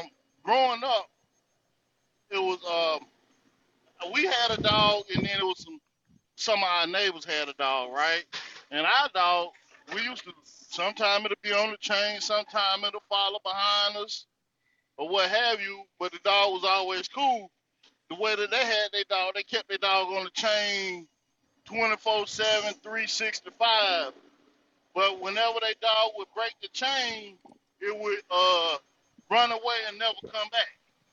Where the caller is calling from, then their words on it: North Carolina, United States; I'm calling from the North Carolina territory.